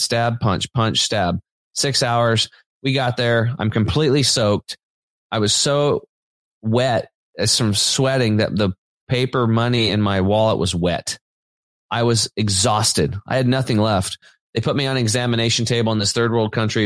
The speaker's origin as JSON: {"language": "English", "region": "Eastern Oregon", "country": "United States", "tie": "born or raised there", "said": "I grew up on Eastern Oregon on a farm, kind of a redneck background"}